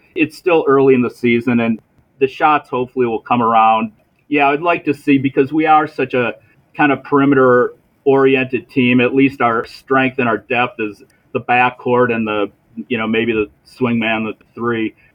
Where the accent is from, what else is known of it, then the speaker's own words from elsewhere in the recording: Milwaukee, Wisconsin, United States; I'm from Milwaukee